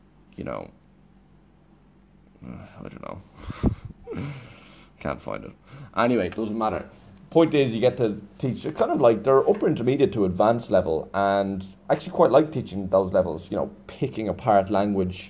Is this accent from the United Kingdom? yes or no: no; Ireland; I'm Irish